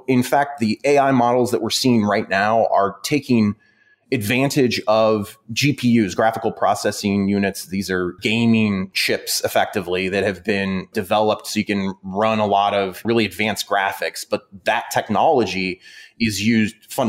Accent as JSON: {"language": "English", "region": "Midwest", "country": "United States", "said": "I'm from the Midwest"}